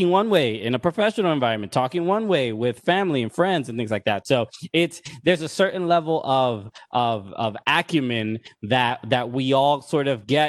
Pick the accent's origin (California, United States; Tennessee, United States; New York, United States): New York, United States; New York City; I grew up in Brooklyn, in Sunset Park, Brooklyn